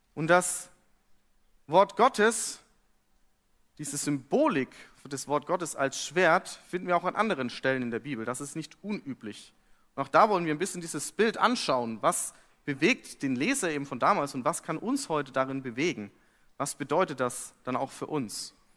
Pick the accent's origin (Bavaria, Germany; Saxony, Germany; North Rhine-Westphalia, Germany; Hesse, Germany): Bavaria, Germany; Fürth; moved away as an adult; now in Hamburg, Germany; Und ich komme aus Fürth.